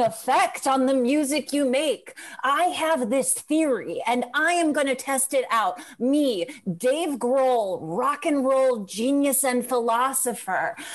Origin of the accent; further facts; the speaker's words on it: Crest Hill, Illinois, United States; also born or lived in Chicago; I'm from the southwest suburbs. I'm from near Joliet, a place called Crest Hill